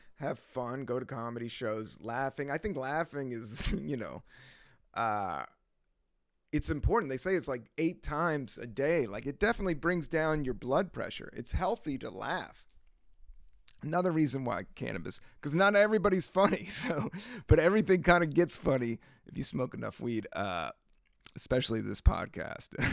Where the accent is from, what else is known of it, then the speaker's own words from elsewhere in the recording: the South, United States; I am from the South